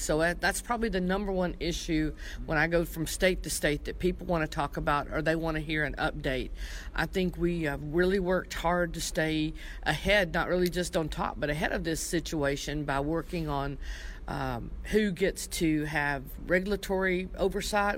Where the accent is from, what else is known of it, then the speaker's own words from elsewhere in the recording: Tennessee, United States; I'm from Tennessee